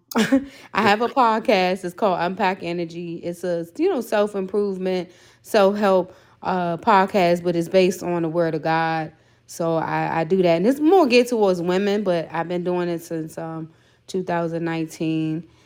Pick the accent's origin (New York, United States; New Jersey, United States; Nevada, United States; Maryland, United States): Maryland, United States; Prince George's County; I am from P G County, Maryland, which is right outside of D C